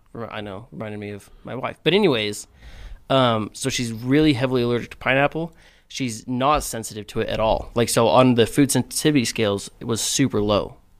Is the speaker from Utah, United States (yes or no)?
yes; Cedar City, Utah, United States; moved away; growing up in Cedar